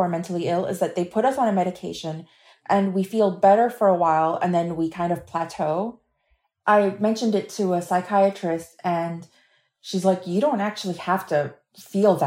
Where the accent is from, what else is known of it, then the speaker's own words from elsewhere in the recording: Miami, Florida, United States; I am a writer from Miami